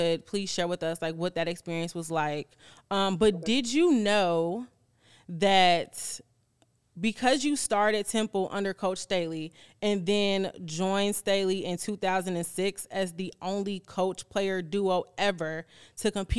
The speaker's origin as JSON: {"language": "English", "town": "Chicago", "region": "Illinois", "country": "United States", "tie": "born or raised there", "said": "I am actually born and raised in Chicago, Southside my whole life"}